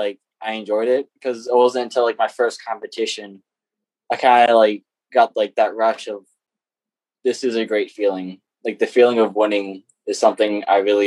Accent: United States; I grew up in Caroline for my whole life.

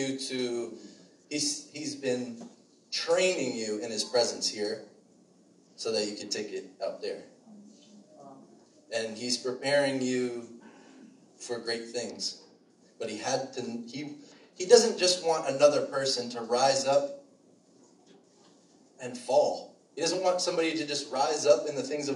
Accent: Shirley, New York, United States; I grew up in Shirley, too, over by the expressway, so I went to Longwood.

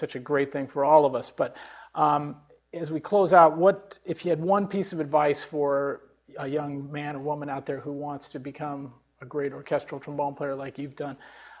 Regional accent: San Jose, California, United States; my hometown, San Jose

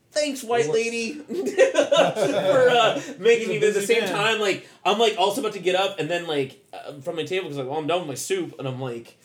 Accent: Oakland, California, United States; We're from Oakland. Come on.

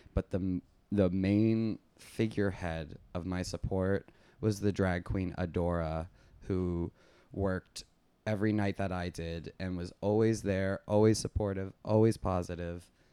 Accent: West Palm Beach, Florida, United States; now in New York City, United States; originally I'm from West Palm Beach, Florida

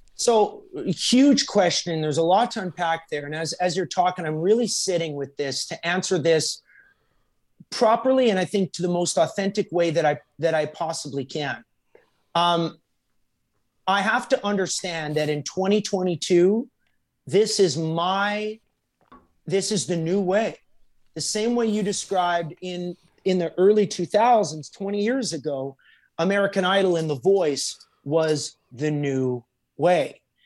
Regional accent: Alberta, Canada; now in Nashville, United States; I'm from Alberta

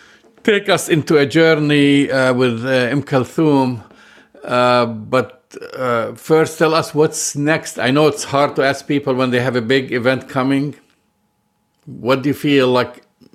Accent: Chile; I'm from Chile. Where are you from?

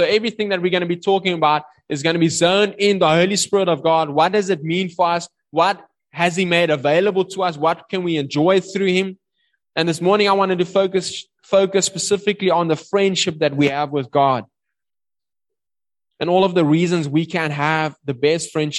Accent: South Africa

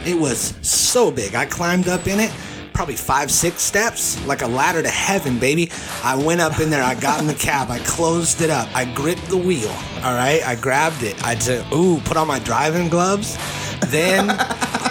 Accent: California, United States; me coming from the West Coast, California, and also living and growing up in California

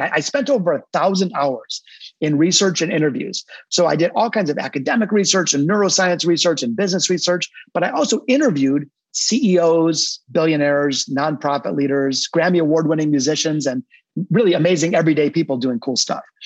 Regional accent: Detroit, Michigan, United States; now in Naples, United States; my hometown of Detroit, Michigan, not Naples where I am today, but I'm a hardcore Detroiter

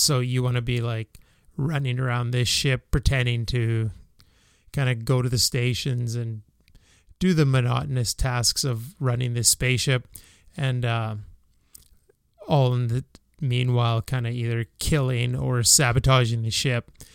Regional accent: Canada; as a Canadian

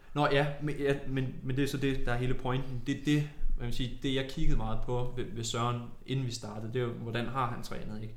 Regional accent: Tornby, North Denmark Region, Denmark; jeg er jo fra Tornby, en lille

